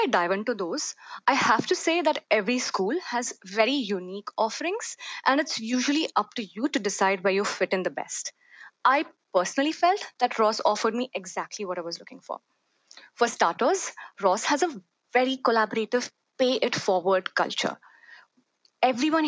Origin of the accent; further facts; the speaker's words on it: Hyderabad, Telangana, India; moved away; from Hyderabad. It's a city in southern India